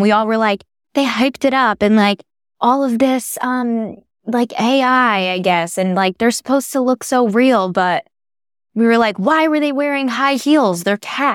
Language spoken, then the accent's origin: English; New Haven, Connecticut, United States; I grew up in New Haven, Connecticut